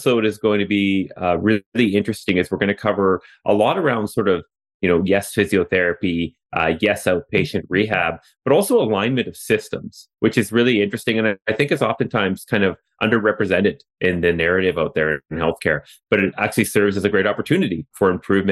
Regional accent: Canada; accent: Canadian; as you can tell from my accent, I'm still up here in Canada

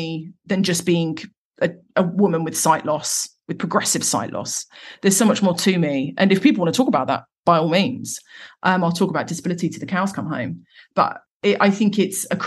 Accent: Croydon, London, United Kingdom; I'm from Croydon, South London. I'm from the Cronx

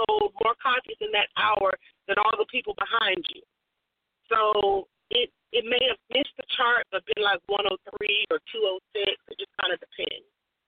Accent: New York, United States; born there; I was born in New York.

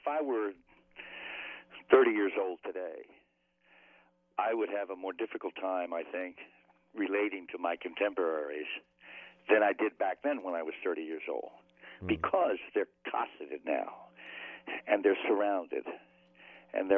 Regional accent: Baltimore, Maryland, United States; I grew up loving Johnny Unitas because I was from Baltimore

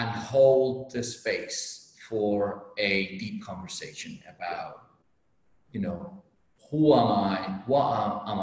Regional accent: Las Palmas, Canary Islands, Spain; That's my hometown, my home island. My hometown is Las Palmas.

